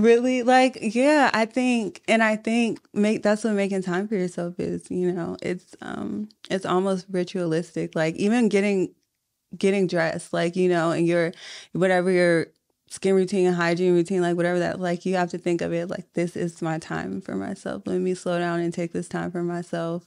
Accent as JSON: {"language": "English", "town": "Richmond", "region": "Virginia", "country": "United States", "tie": "born or raised there", "said": "I'm from Southside"}